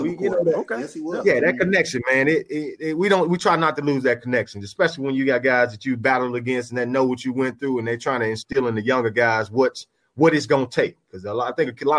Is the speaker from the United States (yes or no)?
yes; Memphis, Tennessee, United States; moved away; I'm 2 hours from my hometown up in Memphis.